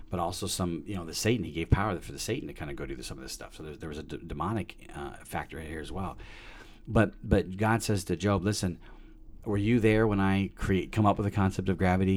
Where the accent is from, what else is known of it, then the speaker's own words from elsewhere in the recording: Peoria, Illinois, United States; I was born in Peoria, Illinois, December seventh, nineteen seventy-two